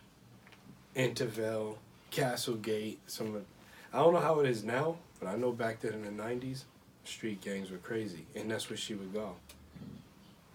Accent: Boston, Massachusetts, United States; moved away as an adult; also born or lived in New Hampshire; I grew up in Boston, in Dorchester, but we kind of jumped around between Dorchester and Roxbury, Mattapan

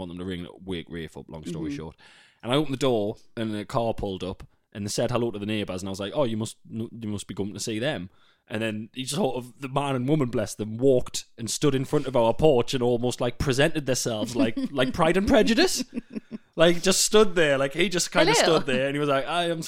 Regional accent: the Northeast, North East England, United Kingdom; accent: Northeast

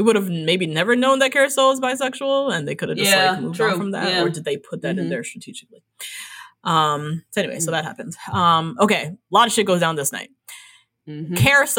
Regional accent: Atlanta, Georgia, United States; I'm from hot Atlanta.

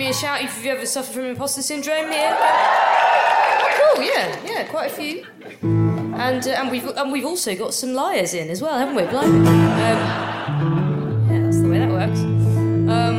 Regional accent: England, United Kingdom; I'm fucking English

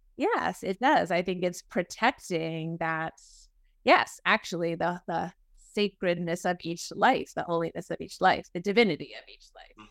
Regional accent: New England, United States; moved away as an adult; now in Oklahoma, United States; I'm from New England, um, and raised in a, a family that attended a Unitarian Universalist Church, the Arlington Street Church in Boston

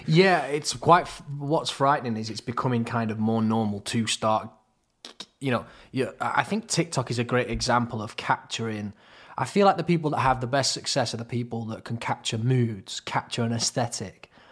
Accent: Crewe, North West England, United Kingdom; moved away; also born or lived in Manchester; we're both from Crewe originally

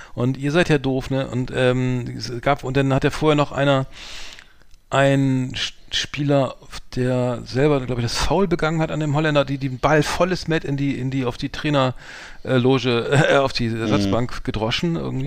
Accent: Bremen, Germany; ich bin ja in Bremen-Mahndorf zur Schule gegangen

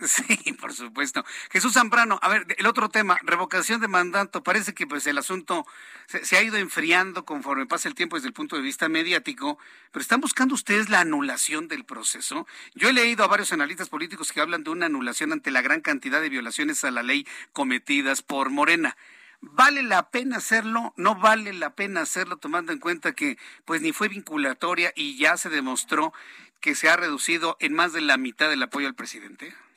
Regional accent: Mexico

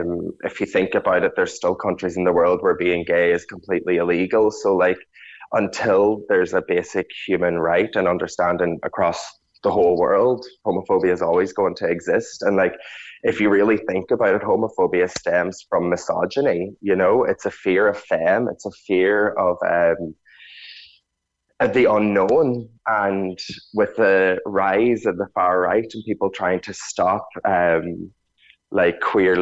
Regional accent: Ulster, Ireland; But I definitely did feel like an alien growing up in Donegal, that there was no place there for me.

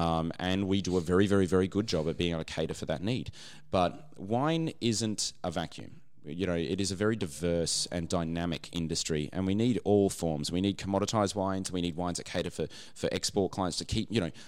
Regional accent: Brisbane, Queensland, Australia; I grew up in Brisbane

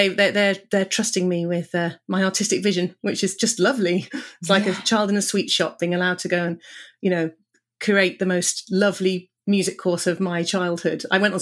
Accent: Cardiff, Wales, United Kingdom; Well, I grew up in Cardiff

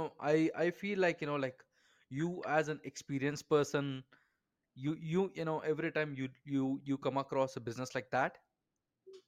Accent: India; I'm from India, I am very involved in startup culture here

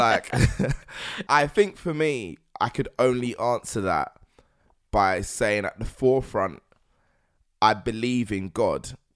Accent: London, United Kingdom; being a Londoner, before being black, Nigerian

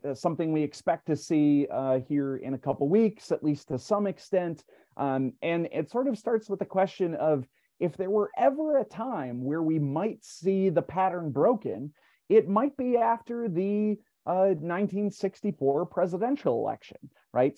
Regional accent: Minnesota, United States; my home state, Walter Mondale

